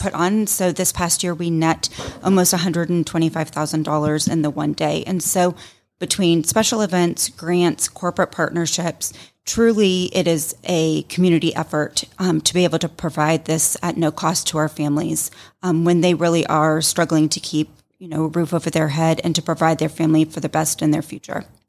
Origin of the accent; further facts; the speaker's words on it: Roswell, Georgia, United States; also born or lived in Tennessee; So I grew up here in the Roswell, North Fulton area.